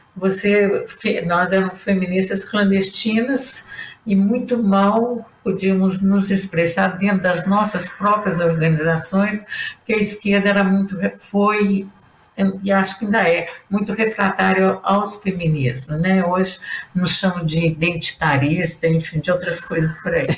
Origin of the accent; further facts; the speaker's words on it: Brazil; nós que somos brasileiras